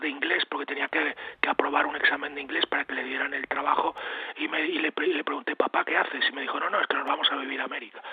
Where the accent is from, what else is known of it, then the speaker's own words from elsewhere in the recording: Spain; also born or lived in Pennsylvania, United States; yo cuando era niño, evidentemente en la España de los años 60